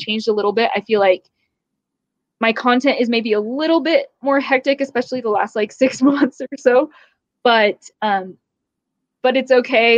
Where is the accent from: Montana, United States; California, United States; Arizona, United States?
California, United States; growing up in California